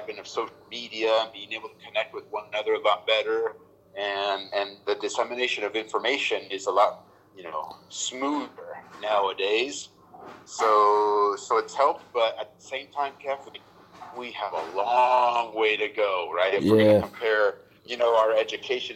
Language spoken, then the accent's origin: English; Southern California, United States; I was born and raised in Southern California.